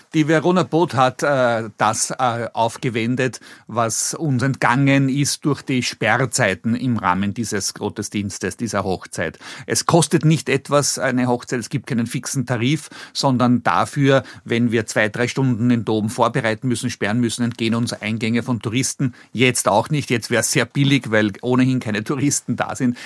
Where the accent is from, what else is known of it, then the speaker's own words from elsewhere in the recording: Vienna, Austria; accent: Meidlinger L; Ich bin vor 58 Jahren in Wien geboren worden äh, im Gemeindebau groß geworden